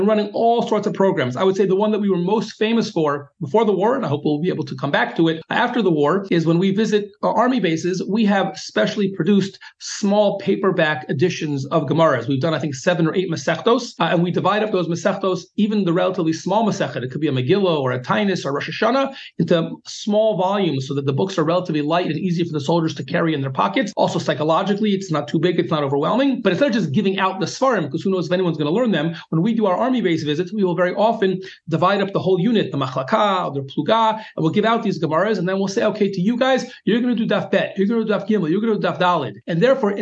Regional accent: United States; now in Israel; as an American and of middle age

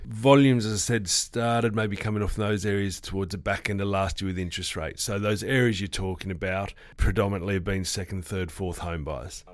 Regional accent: Sydney, New South Wales, Australia; moved away as an adult; now in Western Australia, Australia; I'm originally from the East Coast before I moved here twelve, thirteen years ago. I was calling, uh, the Sydney, which is my hometown

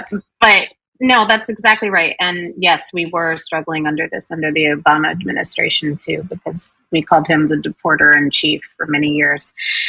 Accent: New York City, New York, United States; we know how to do this, we're from New York City

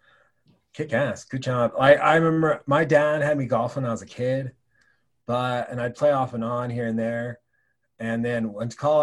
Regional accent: Oregon, United States; moved away as an adult; now in Wyoming, United States; Growing up in Oregon, University of Oregon was probably my first choice

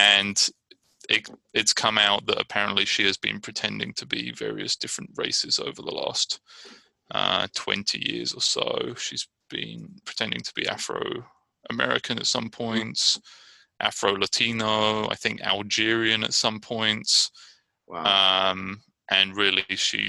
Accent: Brighton, South East England, United Kingdom; now in Richmond, United States; I'm from Brighton, England, and I'm living in Richmond, California

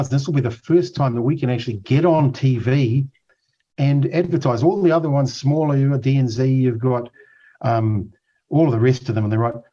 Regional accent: Otago, New Zealand; Look, I grew up in Otago. I can't stand the way that a lot of the working people are treated unfairly.

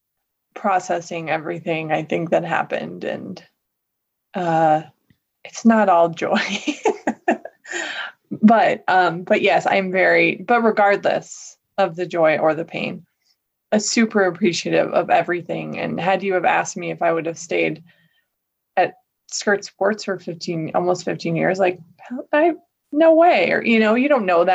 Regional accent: Colorado, United States; moved away as an adult; also born or lived in Washington, D.C.; I'm from Colorado, but I was living in Washington, D.C. after college

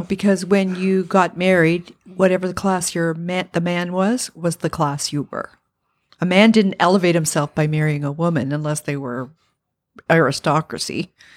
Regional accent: Parry Sound, Ontario, Canada; moved away as an adult; also born or lived in North Bay, Ontario; now in Ottawa, Canada; I was born in Perry Sound

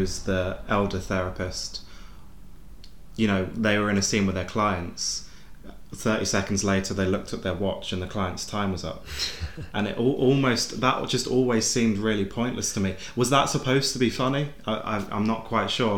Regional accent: United Kingdom; we're British people

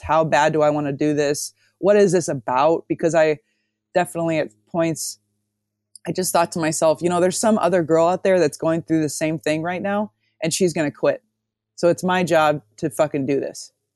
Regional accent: Omaha, Nebraska, United States; moved away as an adult; also born or lived in Amsterdam, Netherlands; I'm from Omaha

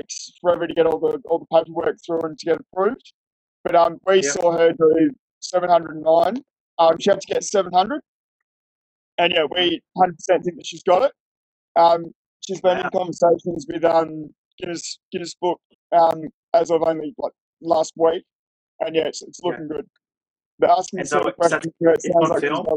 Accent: Fremantle, Western Australia, Australia; moved away as an adult; also born or lived in Perth; now in Tasmania, Australia; I'm from Fremantle

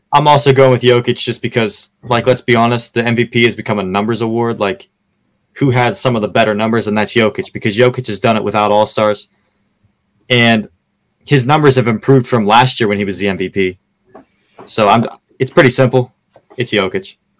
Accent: Pittsburgh, Pennsylvania, United States; now in Pensacola, United States; I'm a Florida guy, born and raised in Pittsburgh

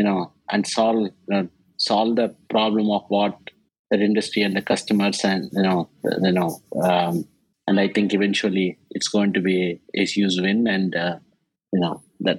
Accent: India; English is a second language; moved away as an adult; now in New York, United States; I came from India, a small village in India where an education is a real privilege and English is a third language

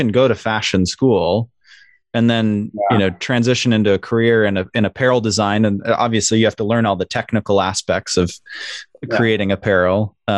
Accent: Salt Lake City, Utah, United States; I grew up in Salt Lake City

